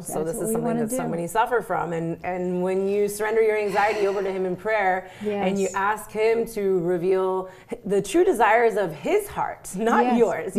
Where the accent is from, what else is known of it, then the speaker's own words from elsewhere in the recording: Miami, Florida, United States; growing up in Miami